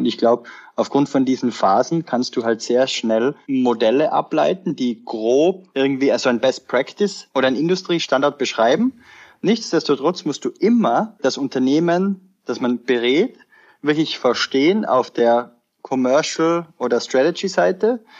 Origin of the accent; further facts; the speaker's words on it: Tyrol, Austria; moved away as an adult; also born or lived in Sweden / Vienna; Ich bin ursprünglich aus Tirol, Österreich, also aufgewachsen am Land